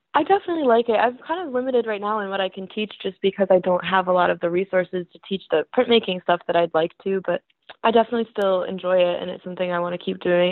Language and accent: English; Hudsonville, Michigan, United States; now in Grand Rapids, United States; I'm from Hudsonville, it's really close by, about a half hour away